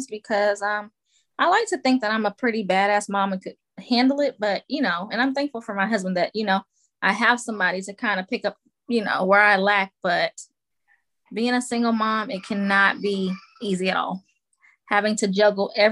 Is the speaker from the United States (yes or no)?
yes; Atlanta, Georgia, United States; moved away as an adult; also born or lived in El Paso, Texas / South Carolina; now in Augusta, United States; I'm from Atlanta